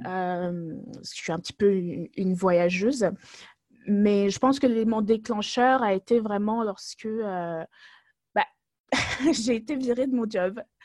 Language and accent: French; France; moved away as an adult; also born or lived in Togo; now in Germany; je suis née au Togo, mais j'ai grandi en France